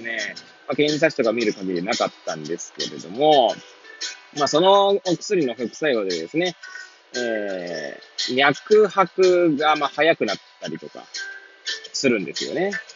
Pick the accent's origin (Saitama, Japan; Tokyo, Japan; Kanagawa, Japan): Tokyo, Japan; Hachiōji; moved away as an adult; now in Kamaishi, Japan; 八王子生まれ、八王子育ち、震災の前の年から釜石で働く